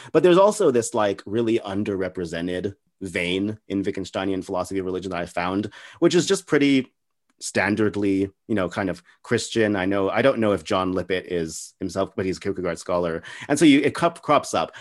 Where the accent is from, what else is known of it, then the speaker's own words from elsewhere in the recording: El Paso, Texas, United States; I'm from a city called El Paso